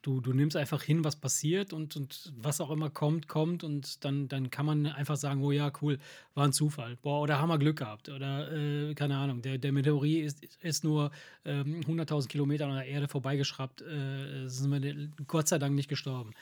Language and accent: German; near Salerno, Campania, Italy; now in Germany